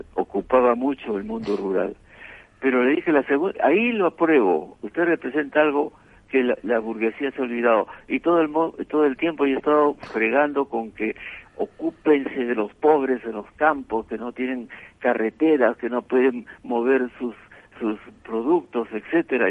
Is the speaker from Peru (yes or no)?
yes; Abancay, Apurímac, Peru; moved away; nací en Abancay, cerca del Cusco, y mis parientes eran de ese lado